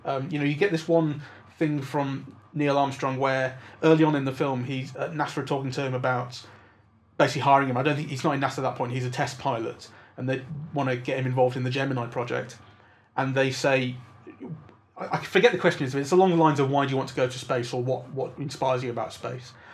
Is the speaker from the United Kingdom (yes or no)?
yes; England, United Kingdom; as an English person